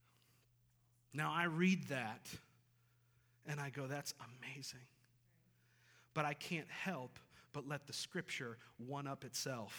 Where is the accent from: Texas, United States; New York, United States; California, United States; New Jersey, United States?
New York, United States; western; now in Boone, United States; I'm not from this area, and I grew up in a city in western New York